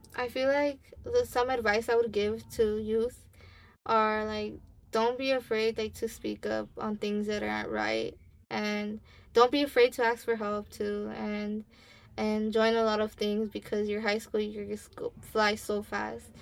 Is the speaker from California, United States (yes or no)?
yes; Los Angeles, California, United States; i grew up in Ramona Gardens